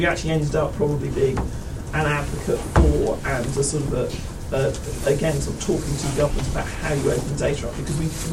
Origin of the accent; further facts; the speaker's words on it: United Kingdom; I'm British